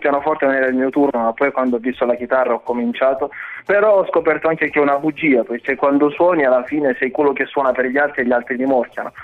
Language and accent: Italian; Lanciano, Abruzzo, Italy; also born or lived in Democratic Republic of the Congo; now in Benevento, Italy; io sono cresciuto in Italia, sono venuto qui quando ero piccolo e mm. sono cresciuto a Lanciano precisamente